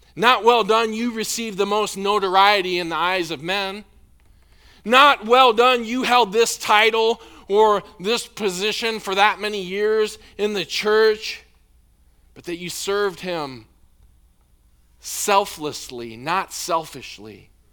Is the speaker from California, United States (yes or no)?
no; Illinois, United States; moved away; I grew up in Illinois